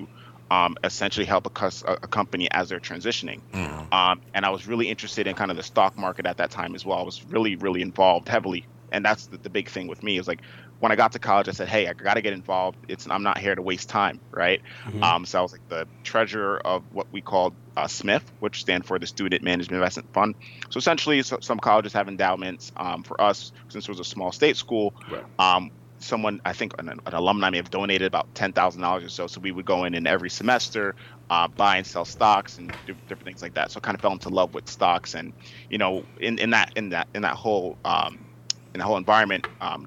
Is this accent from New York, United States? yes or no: yes; Uniondale, New York, United States; I'm from Uniondale, New York. So born and raised on Long Island